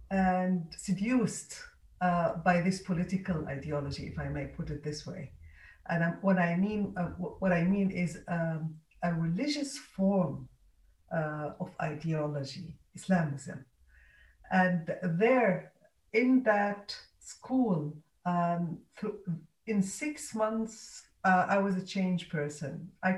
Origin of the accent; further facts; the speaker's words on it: Egypt; born there; also born or lived in different countries; I was born in Egypt. My mother has Egyptian roots there.